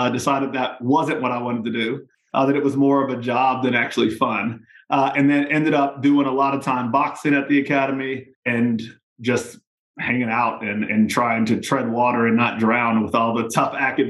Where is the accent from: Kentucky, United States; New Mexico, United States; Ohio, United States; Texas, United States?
Texas, United States; San Antonio; also born or lived in Manhattan, New York; now in Waynesboro, United States; But I'm originally from San Antonio, Texas, so I'm a Texas boy by trade.